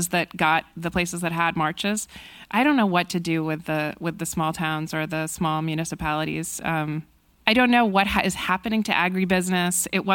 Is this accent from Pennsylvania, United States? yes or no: no; New Hampshire, United States; I'm from New Hampshire. I'm from a small town, granted an academic town.